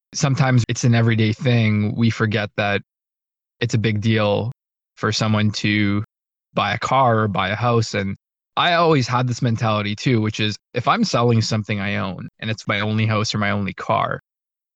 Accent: Canada; I'm from Canada

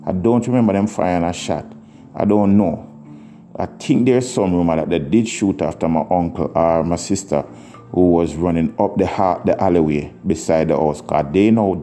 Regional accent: Kingston, Jamaica; moved away; the place where we grew up in Mountain View

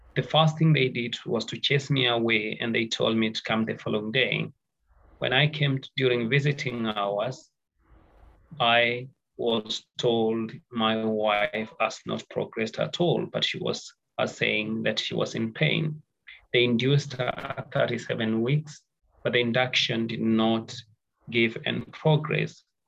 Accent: Nairobi, Kenya; I come from Kenya, Nairobi

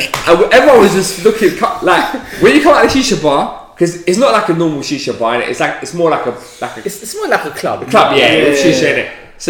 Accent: Cyprus; because I'm from Cyprus, innit?

